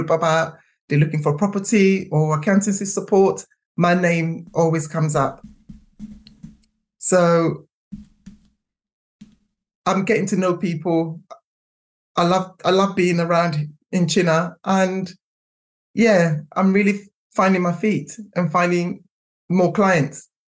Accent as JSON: {"language": "English", "region": "London", "country": "United Kingdom", "tie": "born or raised there", "also_born_or_lived": "Streatham, London / Didcot, Oxfordshire", "moved": "as an adult", "lives_now": "Chinnor, United Kingdom", "said": "I grew up in West London, in Hammersmith"}